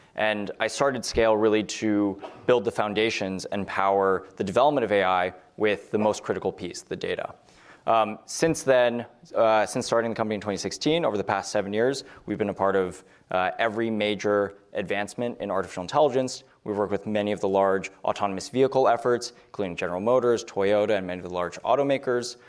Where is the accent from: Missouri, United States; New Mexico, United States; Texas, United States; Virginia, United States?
New Mexico, United States; Los Alamos; I grew up in Los Alamos, New Mexico